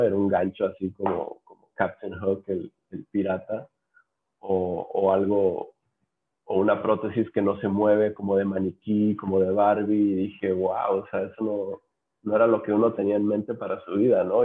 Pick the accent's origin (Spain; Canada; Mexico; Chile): Mexico; Los Cabos, Baja California Sur; en Los Cabos, que es de donde soy originario